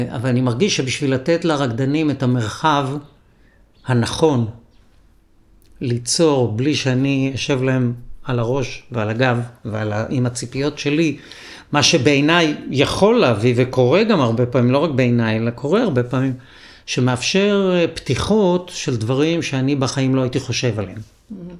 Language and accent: Hebrew; Israel; גדלתי בקיבוץ, ארבעה ילדים בחדר